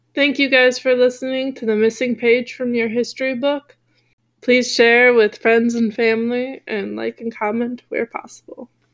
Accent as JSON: {"language": "English", "region": "Wisconsin", "country": "United States", "tie": "born or raised there", "said": "my home state of Wisconsin"}